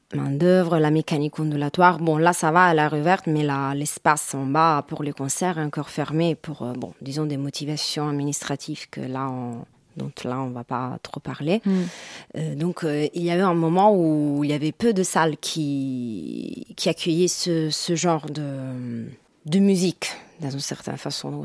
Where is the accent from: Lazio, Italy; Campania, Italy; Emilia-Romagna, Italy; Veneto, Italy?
Lazio, Italy; Rome; French is a second language; moved away as an adult; now in Paris, France; je suis italienne de Rome.